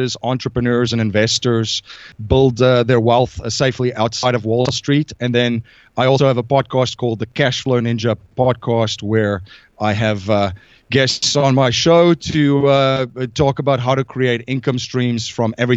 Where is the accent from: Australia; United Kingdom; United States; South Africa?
South Africa; moved away as an adult; I'm originally from South Africa. I came here in about 2001 with a backpack